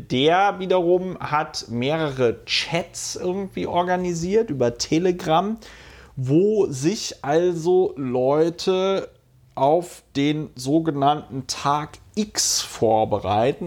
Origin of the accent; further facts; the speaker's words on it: Hunsrück, Rhineland-Palatinate, Germany; accent: Hunsrücker Platt; ich komme ja aus dem Hunsrück und spreche noch ein bisschen Hunsrücker Platt.